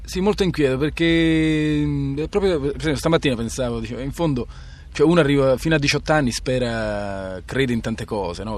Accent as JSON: {"language": "Italian", "town": "Ascoli Satriano", "region": "Apulia", "country": "Italy", "tie": "born or raised there", "moved": "as an adult", "said": "in provincia di Foggia, Ascoli Satriano"}